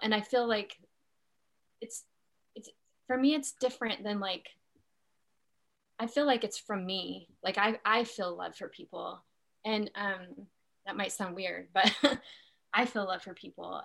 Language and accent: English; Utah, United States; I grew up in Utah.